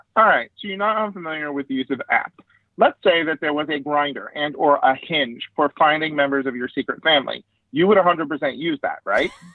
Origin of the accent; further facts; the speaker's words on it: Yuba City, California, United States; here in my hometown